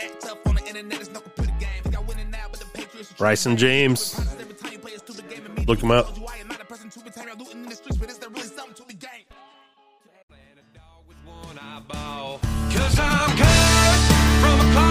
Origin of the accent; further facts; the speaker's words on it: United States; I'm an American guy